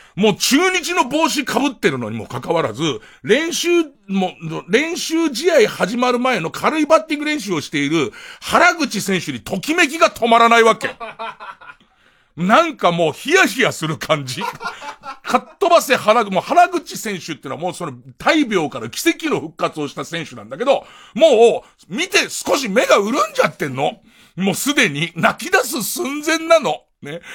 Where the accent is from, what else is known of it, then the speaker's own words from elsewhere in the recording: Tokyo, Japan; 俺ら東京の人間